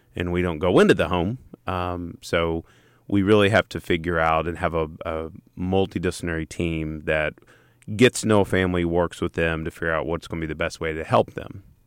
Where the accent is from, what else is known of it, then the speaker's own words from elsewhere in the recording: East Tennessee, United States; I'm a redneck from East Tennessee